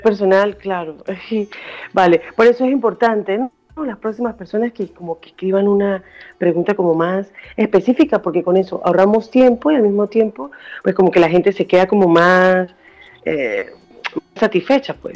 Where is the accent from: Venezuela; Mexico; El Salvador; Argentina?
Venezuela; moved away as an adult; also born or lived in Spain / Barcelona / New York; now in Washington, United States; yo soy de Venezuela. Ajá. Nací en Venezuela, pero me fui hace 20 años.